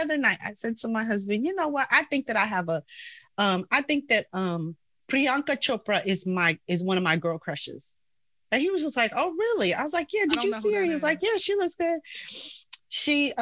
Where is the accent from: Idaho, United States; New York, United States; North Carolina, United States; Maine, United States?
New York, United States; New York City; I'm from Queens. I'm from Queens.